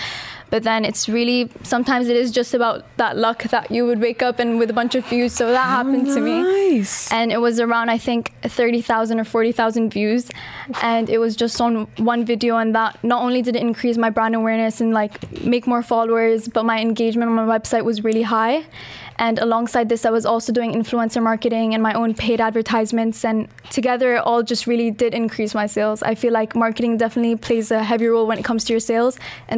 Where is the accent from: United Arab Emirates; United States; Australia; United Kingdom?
United Arab Emirates; Dubai; also born or lived in Pakistan; So I'm from Pakistan and I've been in Dubai my whole life and I study at Emirates International School, Jumeirah.